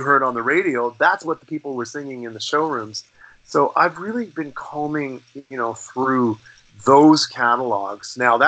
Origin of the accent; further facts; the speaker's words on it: Canada; also born or lived in Los Angeles; as a Canadian artist